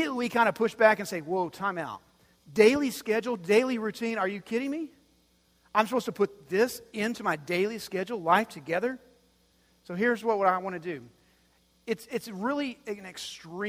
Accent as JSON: {"language": "English", "town": "Dumas", "region": "Texas", "country": "United States", "tie": "born or raised there", "said": "I grew up in Dumas, Texas"}